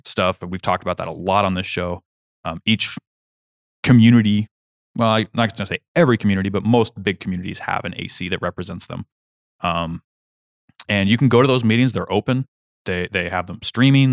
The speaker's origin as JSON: {"language": "English", "region": "Kansas", "country": "United States", "tie": "born or raised there", "moved": "yes", "said": "my home state, Kansas"}